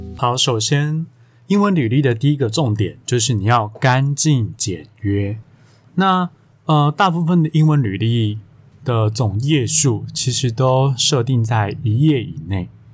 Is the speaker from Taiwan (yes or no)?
yes; Taiwan; 我们如果各位听我节目，应该都台湾人吧